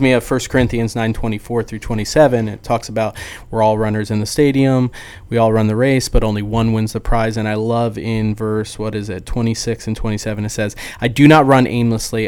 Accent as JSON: {"language": "English", "region": "New Jersey", "country": "United States", "moved": "yes", "lives_now": "Dallas, United States", "said": "I'm from New Jersey"}